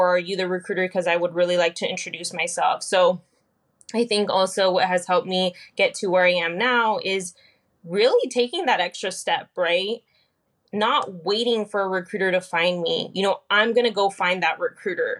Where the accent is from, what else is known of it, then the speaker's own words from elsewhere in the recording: Fresno, California, United States; also born or lived in Selma, California; I was born and raised kind of in the Fresno area. Grew up a little bit in Fresno and then moved off to Selma, California, which isn't too far from Fresno.